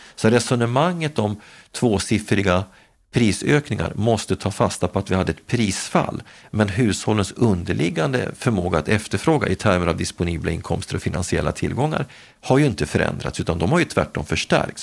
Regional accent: Gävle, Gävleborg County, Sweden; min hemstad Gävle

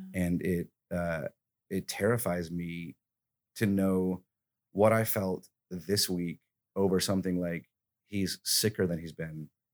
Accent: Alabama, United States; moved away; I'm from Alabama

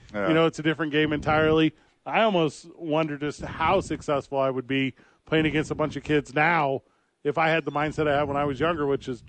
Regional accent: Midwest, United States; We grew up in the Midwest.

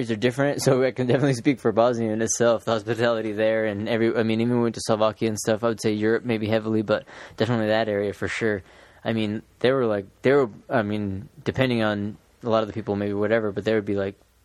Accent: United States; we're American

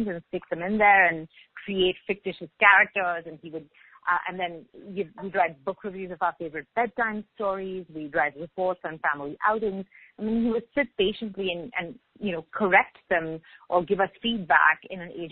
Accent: Mumbai, Maharashtra, India; moved away as an adult; also born or lived in Singapore; now in Montreal, Canada; I grew up in Mumbai

